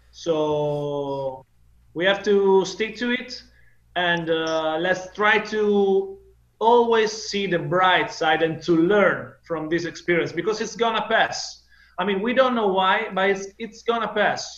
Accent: Italy

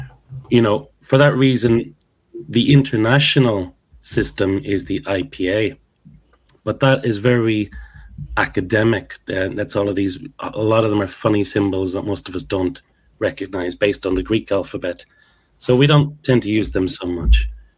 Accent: mid-Ulster, Northern Ireland, United Kingdom; accent: Ulster; When I was growing up in mid-Ulster, it was I think. H-I-N-K

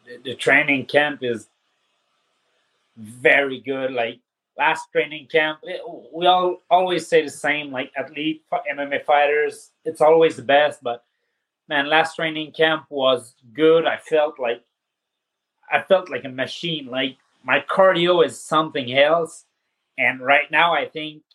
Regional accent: Saint-Jean-sur-Richelieu, Quebec, Canada; From my hometown, Saint-Jean-sur-Richelieu

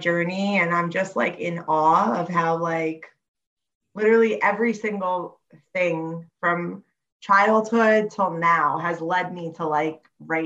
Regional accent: Monmouth County area, New Jersey, United States; also born or lived in Staten Island, New York; I grew up in New Jersey. I was like born in Staten Island, moved here when I was about 5 years old, and I've been here ever since. So, yeah. In like the Monmouth County area

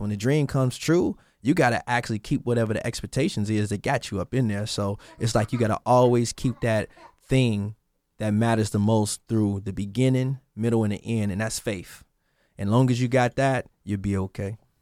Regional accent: Chicago, Illinois, United States; I'm from Chicago, so I was in Chicago, in the basement, trying to make it.

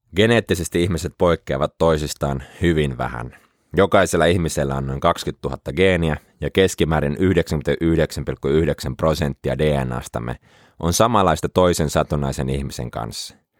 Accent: Helsinki, Uusimaa, Finland; now in Jyväskylä, Finland; Pelasin pienempänä jalkapalloa ja asuin Helsingin Pikkuopalahdessa

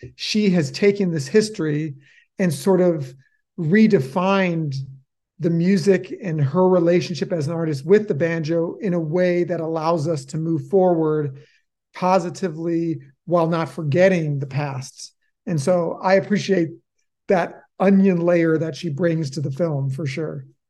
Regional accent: Oak Park, Illinois, United States; moved away as an adult; also born or lived in Chicago; now in Helvetia, United States; I was born in Chicago and then raised, uh, in a west sub-, suburb of Chicago called Oak Park, Illinois

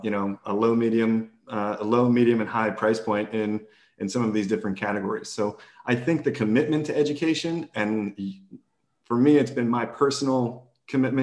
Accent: Texas, United States; I'm from Texas

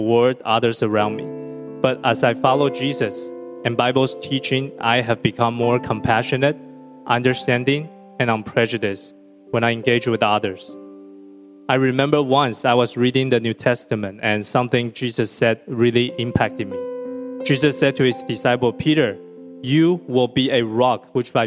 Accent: Taiwan; moved away as an adult; Growing up in Taiwan, when I was little, my parents were hardly ever around

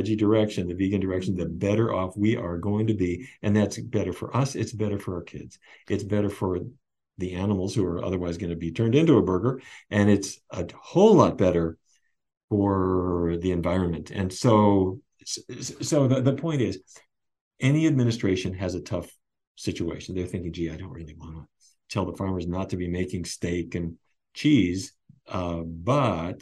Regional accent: North Dakota, United States; When I was a kid, I grew up in North Dakota

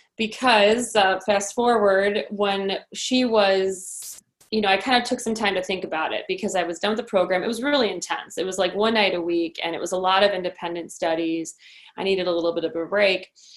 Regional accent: Downers Grove, Illinois, United States; also born or lived in Lombard; Downers Grove is where I was born and raised at Good Samaritan Hospital, and I lived there until I was 18.

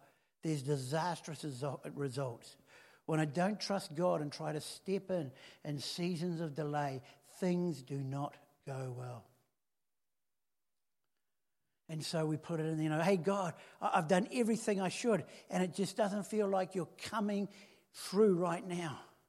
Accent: Helensville, Auckland, New Zealand; I grew up in Helensville, which, you know, it's a one-horse town, and then the horse died, and that was it.

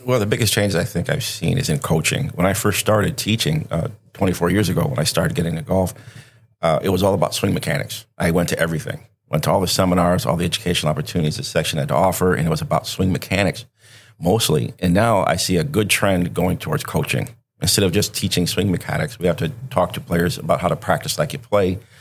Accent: Benton Harbor, Michigan, United States; moved away as an adult; also born or lived in Wisconsin; I was born and raised in Benton Harbor, Michigan

